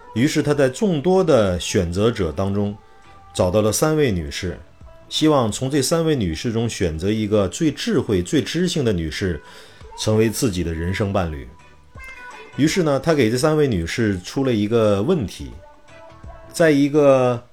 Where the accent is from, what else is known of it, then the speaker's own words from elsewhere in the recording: Shanxi, China; moved away as an adult; also born or lived in Xuzhou / Wenzhou; 因为我是一个山西人，我在二十岁之前是没有看过大海的